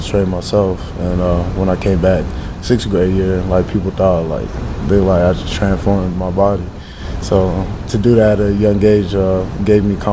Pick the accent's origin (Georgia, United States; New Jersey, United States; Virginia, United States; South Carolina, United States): Georgia, United States; Atlanta; English is a second language; also born or lived in Africa; now in Lincoln, United States; I'm from Metro Atlanta, Georgia